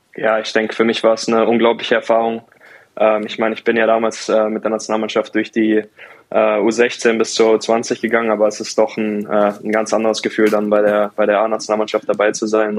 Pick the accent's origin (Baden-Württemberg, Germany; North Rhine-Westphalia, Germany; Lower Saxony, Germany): Baden-Württemberg, Germany; Mannheim; moved away as an adult; now in Bremerhaven, Germany; mein Elternhaus in, in Mannheim, wo ich aufgewachsen bin